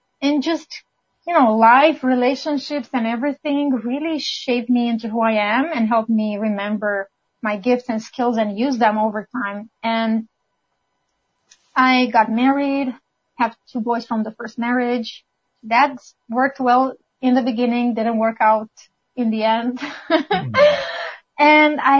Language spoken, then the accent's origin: English; Romania; moved away as an adult; now in Canada; I'm originally from Romania